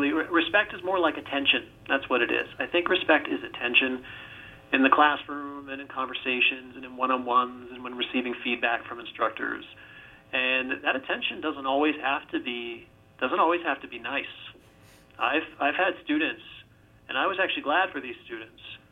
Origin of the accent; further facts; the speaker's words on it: Virginia, United States; I grew up in Virginia